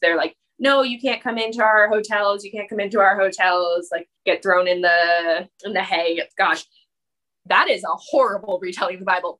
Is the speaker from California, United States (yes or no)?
no; Massachusetts, United States; also born or lived in New York; I grew up here in Massachusetts